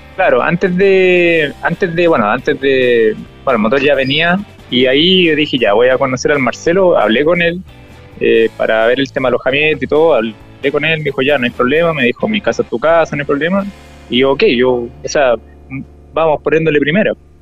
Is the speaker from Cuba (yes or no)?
no; Chillán, Ñuble, Chile; cuando salí de Chillán